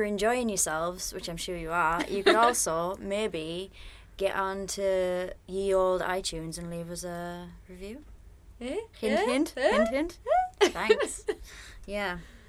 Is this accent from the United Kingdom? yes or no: yes; near Newcastle, North East England, United Kingdom; moved away as an adult; now in China; I'm from near Newcastle